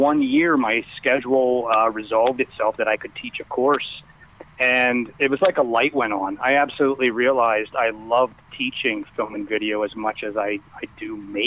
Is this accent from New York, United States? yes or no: no; Pennsylvania, United States; moved away as an adult; I'm originally from Pennsylvania